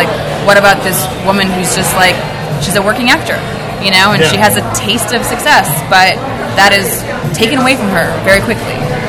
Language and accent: English; Minnesota, United States; now in Los Angeles, United States; I grew up in Minnesota.